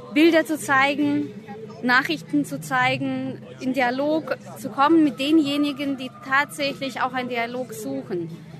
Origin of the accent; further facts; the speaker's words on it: Russia; also born or lived in Belarus; now in Germany; Ich bin in Weißrussland geboren, in Russland aufgewachsen und bin seit mindestens zehn Jahren jetzt hier in Deutschland.